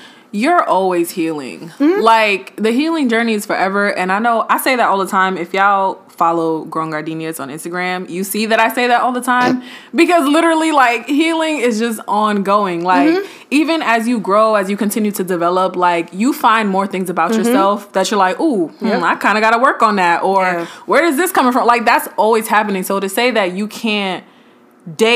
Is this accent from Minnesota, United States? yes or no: no; New York City, New York, United States; I'm from Brooklyn